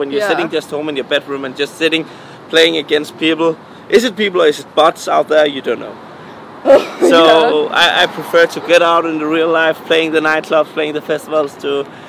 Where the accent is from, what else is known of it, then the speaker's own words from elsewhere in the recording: Sorring, Central Denmark Region, Denmark; I'm born and raised in Denmark, yeah.